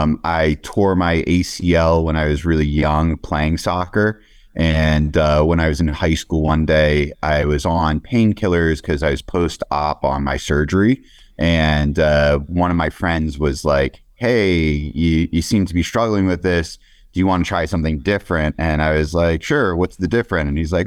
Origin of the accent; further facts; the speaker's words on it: Pennsylvania, United States; on the East Coast, I grew up in Pennsylvania.